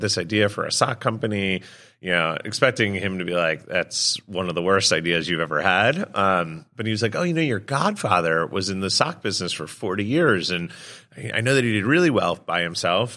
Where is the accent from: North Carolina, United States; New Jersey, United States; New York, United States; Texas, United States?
New York, United States; Born and raised in New York